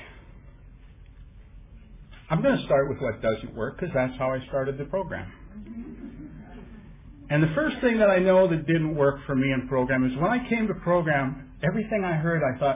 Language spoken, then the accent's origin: English; Vancouver, British Columbia, Canada; I come from Vancouver, Canada